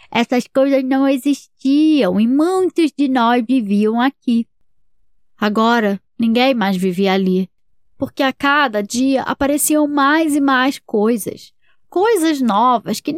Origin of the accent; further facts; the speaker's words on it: Petrópolis, Rio de Janeiro, Brazil; Eu tenho quatro anos. A gente é de Petrópolis.